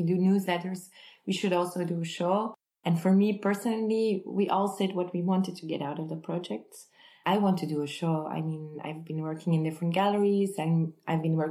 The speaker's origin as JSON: {"language": "English", "town": "Kortrijk", "region": "Flanders", "country": "Belgium", "tie": "born or raised there", "said": "Kortrijk, which is my hometown"}